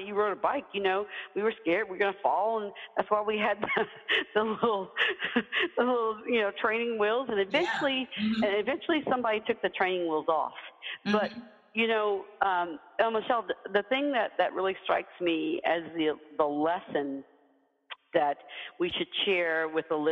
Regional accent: Deep South, United States; as a kid, you know, growing up in the Deep South

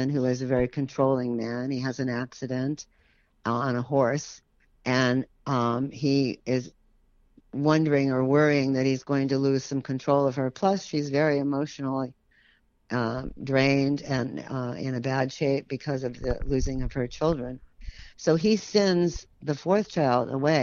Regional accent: San Francisco, California, United States; I grew up in San Francisco

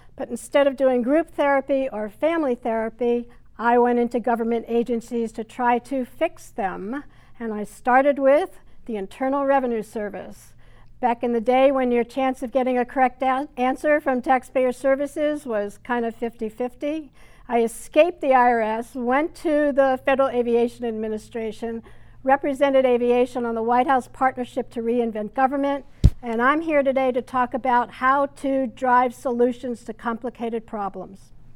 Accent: Hartsdale, New York, United States; also born or lived in Bronx, New York City; I was born in the Bronx, which is a part of New York City. and grew up in a small town north of the city, Hartsdale, New York

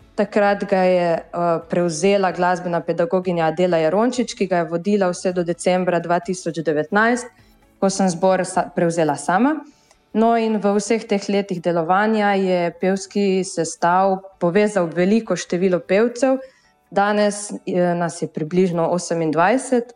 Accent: Bilje or Miren, Gorizia, Slovenia; mi prihajamo iz Bila oziroma iz Mirna.

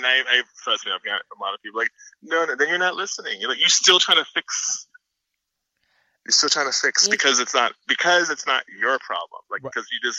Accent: Miami, Florida, United States; because I'm originally from Florida, in Miami, Florida, moved a lot across the state. So it's geographically diverse. I'm from the South.

